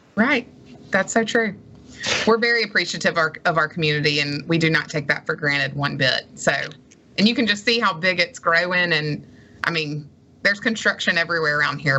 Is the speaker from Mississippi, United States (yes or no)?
yes; Madison, Mississippi, United States; moved away as an adult; also born or lived in Starkville, Mississippi; now in Gulfport, United States; I loved growing up in Madison